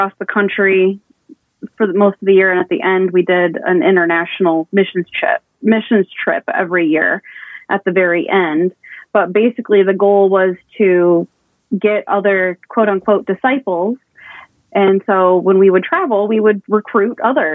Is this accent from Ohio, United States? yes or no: yes; Perrysburg, Ohio, United States; I'm from Perrysburg, Ohio, originally